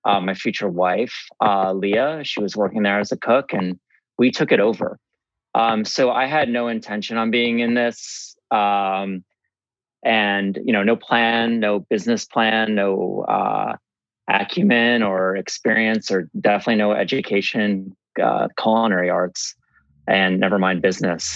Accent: New Haven, Connecticut, United States; moved away as an adult; also born or lived in Normal, Illinois; now in Chicago, United States; I'm from the East Coast. I'm from New Haven.

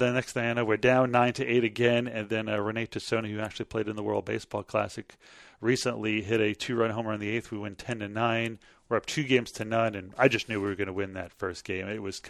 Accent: Long Island, New York, United States; moved away as an adult; now in Texas, United States; I'm from Long Island. That's where I was born and raised and grew up most of my life.

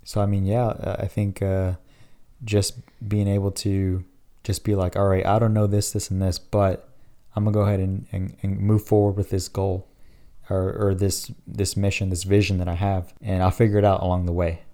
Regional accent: Dallas, Texas, United States; born and raised in Dallas, the best city out there

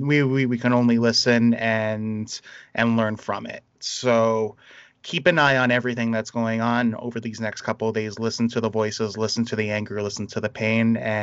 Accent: Toronto, Ontario, Canada; we started about being in Toronto. I grew up in a lot of like predominantly minority communities. I was raised in Little Jamaica. I spent a lot of time in Lawrence Heights.

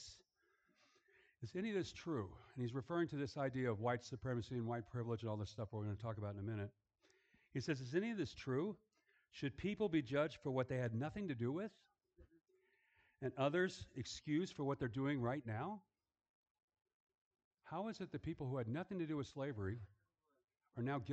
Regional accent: Los Angeles, California, United States; also born or lived in Germany; I grew up in a Jewish neighborhood

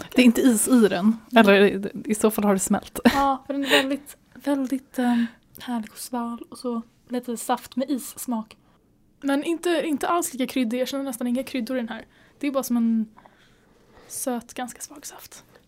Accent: Sweden; vi är svenskar och det är bara inte i vår kultur

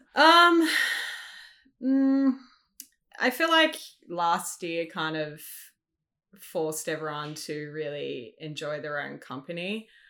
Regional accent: Sydney, New South Wales, Australia; moved away as an adult; now in Melbourne, Australia; I grew up in Sydney. I, uh, recently moved to Melbourne back in April of this year.

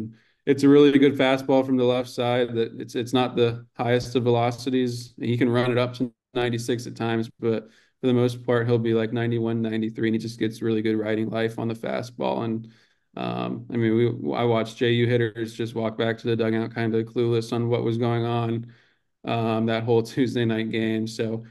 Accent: Tampa, Florida, United States; I'm from Tampa. And I think USF has some kids from Jesuit where I went to.

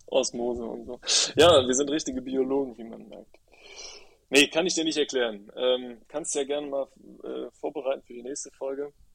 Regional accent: Rhineland, Germany; moved away; also born or lived in Berlin; Ich komme halt aus dem Rheinland, so rheinische oder rheinische Frohnatur.

